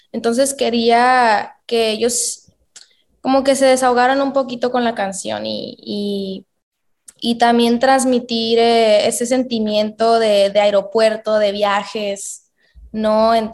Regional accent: Mexico; also born or lived in United States; Yo crecí la mayor, o sea, la mayor parte de mi infancia fue en Estados Unidos. Pero obviamente para mí es, es, muy importante representar a mi país, ¿no? Entonces trato de, obviamente, de apoyarme a, a mi país que es México

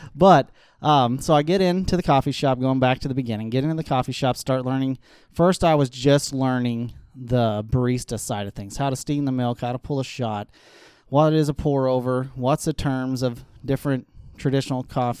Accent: Aurora, United States; I grew up in Aurora

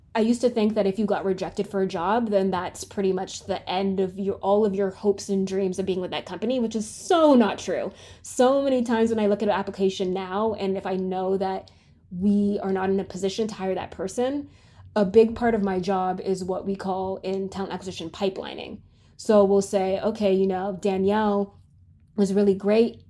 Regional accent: Canada; moved away as an adult; now in United States; I'm from Canada

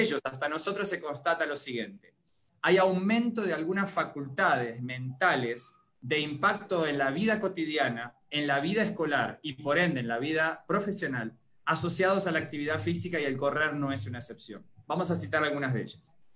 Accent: Uruguay; moved away as an adult; now in Costa Rica; Soy originario de Uruguay

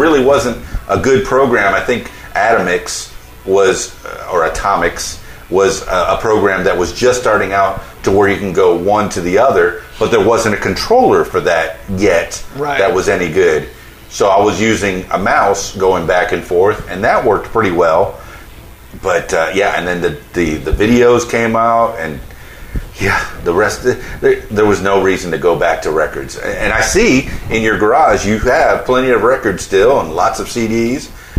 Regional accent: Miami, Florida, United States; I guess I'm a Yankee from Miami. That's what they always call me because it's the biggest suburb of New York down there.

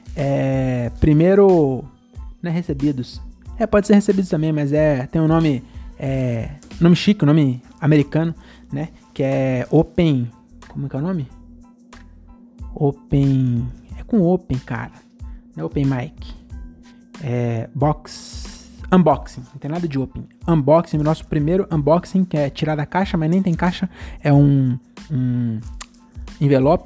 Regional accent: Francisco Morato, São Paulo, Brazil; eu tenho trinta e dois anos, eu sou de Morato

